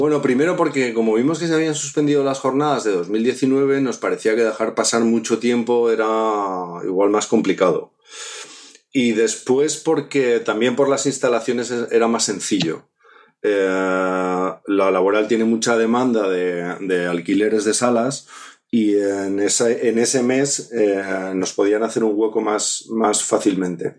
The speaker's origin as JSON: {"language": "Spanish", "town": "Zaragoza", "region": "Aragon", "country": "Spain", "moved": "yes", "lives_now": "Asturias, Spain", "said": "Yo, no soy de aquí, yo soy de Zaragoza, llevo veintitantos años ya viviendo en Asturias"}